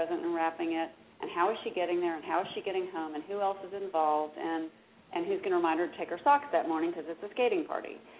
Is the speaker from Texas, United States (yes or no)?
yes; Dallas, Texas, United States; I am from Dallas. I'm a Dallas native